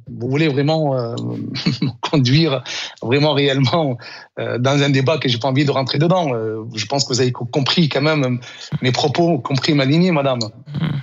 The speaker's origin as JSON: {"language": "French", "country": "Tunisia", "moved": "yes", "lives_now": "France", "said": "La Tunisie, c'est mon pays d'origine. Je l'ai quitté en 1986. ça, fait, ça fait 40 ans que je vis en France"}